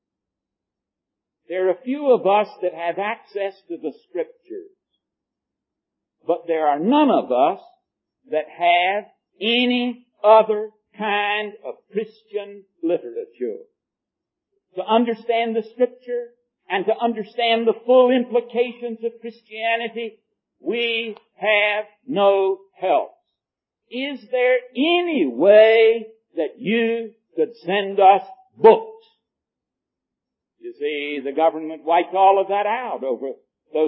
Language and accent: English; United States; I'm an American